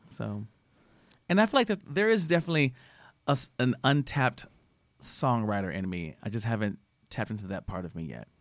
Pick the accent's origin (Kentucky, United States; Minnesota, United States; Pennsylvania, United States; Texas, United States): Texas, United States; Austin; I'm from Austin